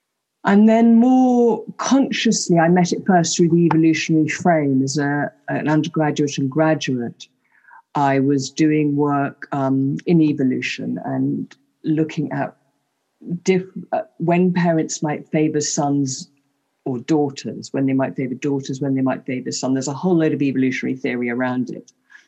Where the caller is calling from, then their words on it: England, United Kingdom; I'm joining you from the English countryside, about an hour and a half outside London.